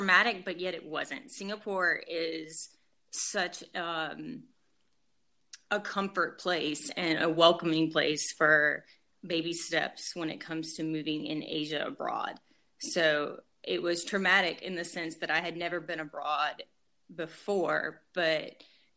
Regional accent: Guyton, Georgia, United States; moved away as an adult; I grew up in Southeast Georgia in Savannah. That was my hometown. So a little town called Guyton

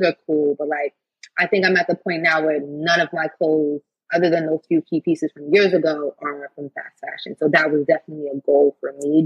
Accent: New York, United States; also born or lived in California; I'm from New York

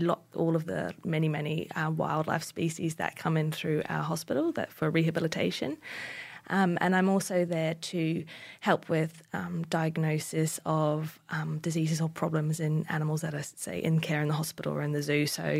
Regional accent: Northland, New Zealand; So I was born in North New Zealand, in Northland, and grew up on a small farm.

